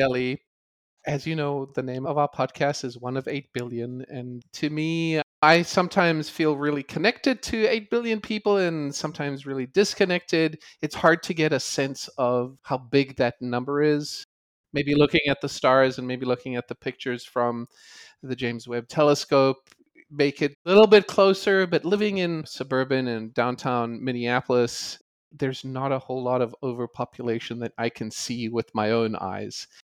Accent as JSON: {"language": "English", "country": "South Africa", "tie": "born or raised there", "said": "Growing up in South Africa"}